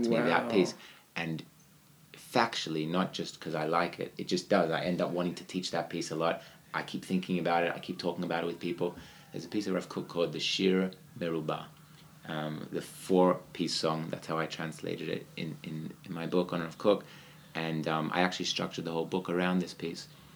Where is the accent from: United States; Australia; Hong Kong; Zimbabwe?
Australia; moved away; I'm from Australia